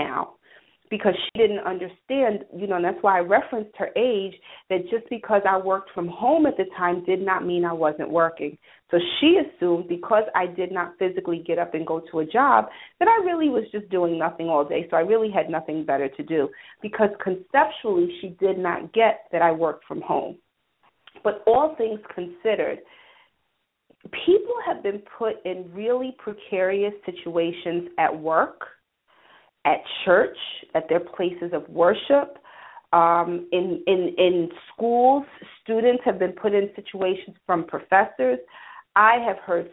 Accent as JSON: {"language": "English", "region": "New York", "country": "United States", "also_born_or_lived": "Atlanta", "said": "I'm from New York"}